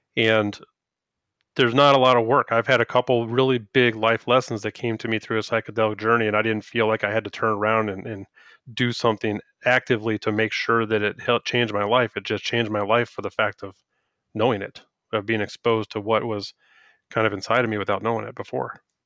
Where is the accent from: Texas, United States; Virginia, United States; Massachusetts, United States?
Virginia, United States; Woodbridge; moved away; I grew up in Woodbridge